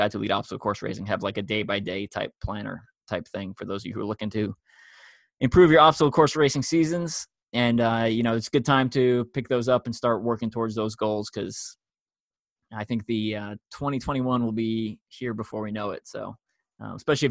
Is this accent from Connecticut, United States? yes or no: no; New York, United States; moved away; also born or lived in Long Island; I'm from New York, and I'm used to people talking fast